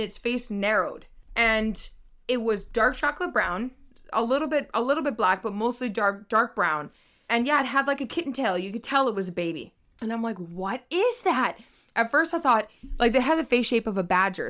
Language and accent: English; British Columbia, Canada; we're from British Columbia